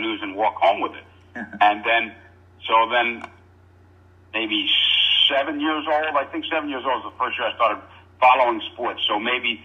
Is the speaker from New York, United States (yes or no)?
yes; Long Island, New York, United States; I grew up in New York on Long Island